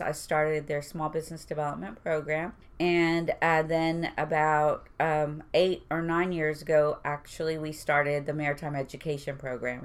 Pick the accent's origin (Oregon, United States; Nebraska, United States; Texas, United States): Texas, United States; Houston; I went to Milby for two and a half years, and I graduated from Stephen F. Austin